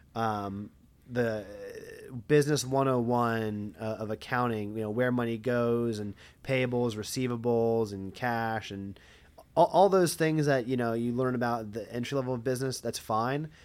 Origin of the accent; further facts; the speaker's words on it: Lebanon, Pennsylvania, United States; I'm from Lebanon, like, never heard of it.